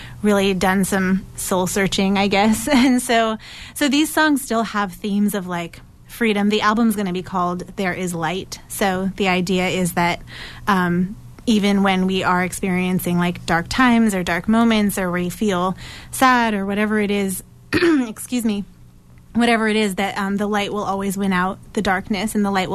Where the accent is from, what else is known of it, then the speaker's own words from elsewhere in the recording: New Hampshire, United States; moved away as an adult; also born or lived in Maine; now in Somerville, United States; I am a singer-songwriter from Somerville, originally born and raised in New Hampshire